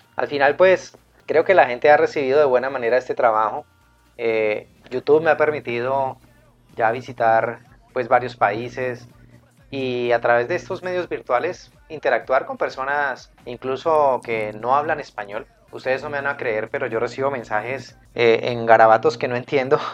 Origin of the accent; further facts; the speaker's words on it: Cali, Valle del Cauca, Colombia; estoy en la ciudad de Cali, en la Sultana del Valle, mi ciudad natal y en la que siempre he vivido.